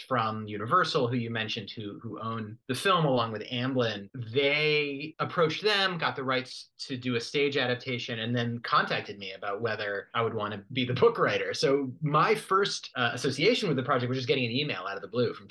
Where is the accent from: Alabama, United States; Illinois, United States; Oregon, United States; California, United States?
California, United States; Berkeley; I am originally from Berkeley, California, in the Bay Area.